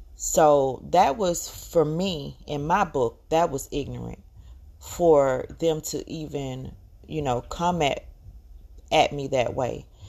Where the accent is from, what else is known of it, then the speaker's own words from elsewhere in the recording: Georgia, United States; accent: very heavy accent; I'm from the South. I'm from Georgia, and I speak with a very heavy accent